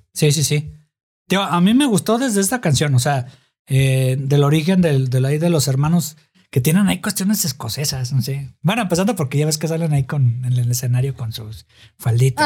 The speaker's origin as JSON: {"language": "Spanish", "town": "Guadalajara", "region": "Jalisco", "country": "Mexico", "tie": "born or raised there", "said": "son de mi tierra, de Guadalajara"}